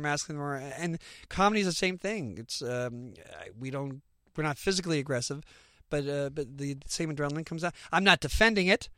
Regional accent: Canada; we're Canadian

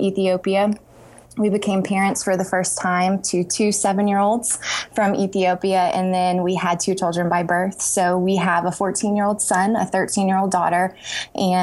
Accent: Texas, United States; moved away as an adult; also born or lived in Kentucky; I grew up in Texas and went to grad school in Kentucky

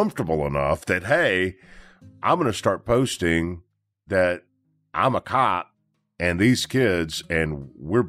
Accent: Memphis, Tennessee, United States; I'm from Memphis

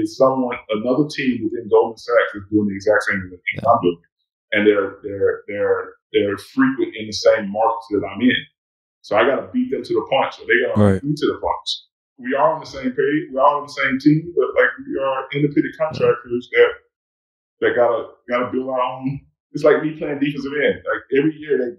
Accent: Alabama, United States; Growing up in Alabama

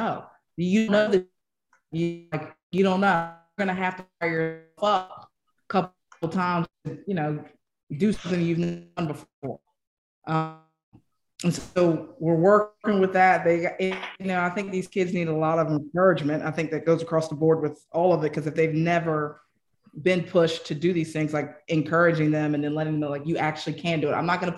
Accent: Colorado, United States; You know, I'm from Colorado. We do a lot of hunting, you know, elk

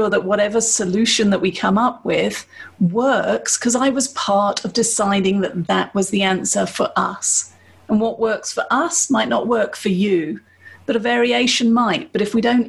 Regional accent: United Kingdom; I'm British

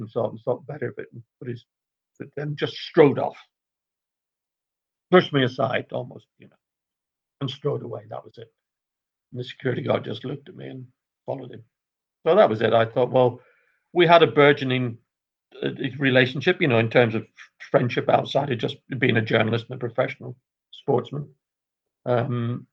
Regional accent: Northern Ireland, United Kingdom; I'm Irish myself, Northern Irish in my case

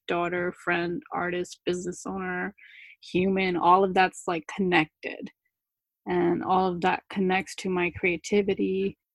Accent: New Jersey, United States; accent: Jersey; English is a second language; english is my second language actually but I, I learned it when i was six so i i mainly have a jersey accent

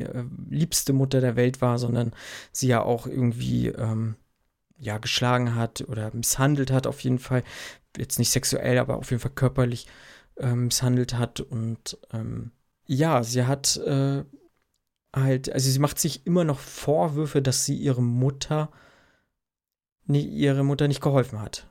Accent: Germany; Bei uns in Deutschland

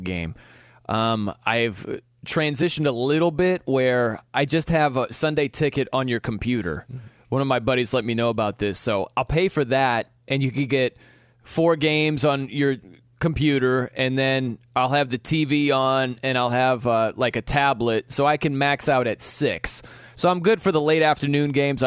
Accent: South Bend, Indiana, United States; I'm from South Bend, Indiana

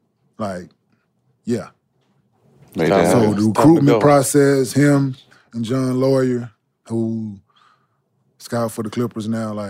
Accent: Dallas, Texas, United States; I'm from Oak Cliff, boy.

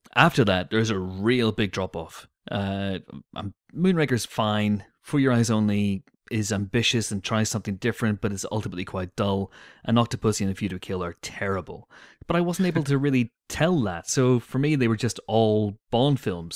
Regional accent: United Kingdom; growing up in Britain

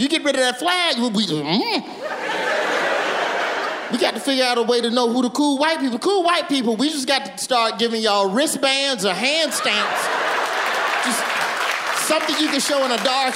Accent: Birmingham, Alabama, United States; I'm from Birmingham

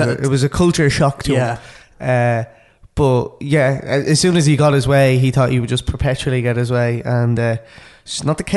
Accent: Ireland; lads, we're Irish.

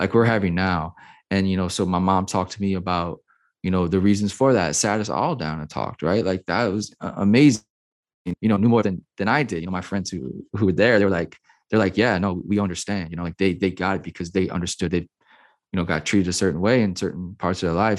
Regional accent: New Orleans, Louisiana, United States; I grew up, I was born and raised in New Orleans, Louisiana

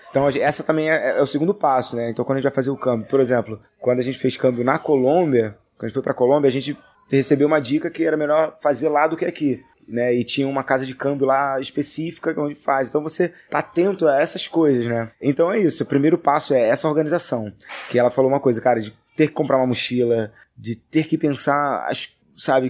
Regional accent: Rio de Janeiro, Brazil; eu sou né, da Cidade de Deus, cresci na Cidade de Deus

